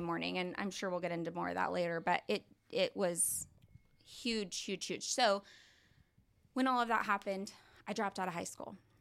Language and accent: English; Tulsa, Oklahoma, United States; also born or lived in Norman, Oklahoma / Keys, Oklahoma; we moved here, um, in Tulsa to Union Public Schools.